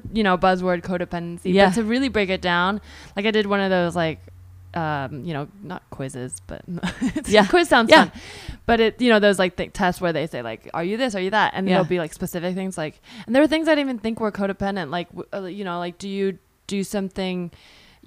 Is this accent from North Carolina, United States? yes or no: no; the Bay Area, California, United States; our curriculum in the Bay